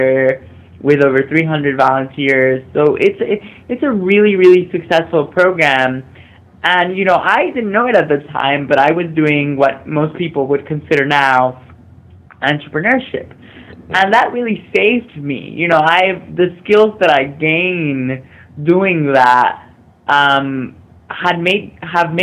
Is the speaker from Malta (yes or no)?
no; Mexico; I grew up in Mexico, being the only visibly disabled person in my high school